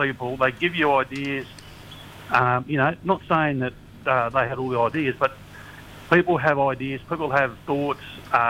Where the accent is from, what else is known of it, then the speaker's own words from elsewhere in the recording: Australia; every time it comes to our rights and freedom as Australian citizens to go and do stuff.